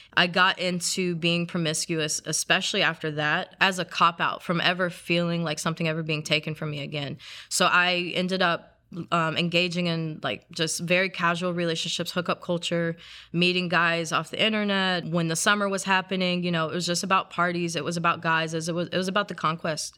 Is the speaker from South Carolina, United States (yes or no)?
yes; South Carolina, United States; I grew up in South Carolina, so it's part of the Bible Belt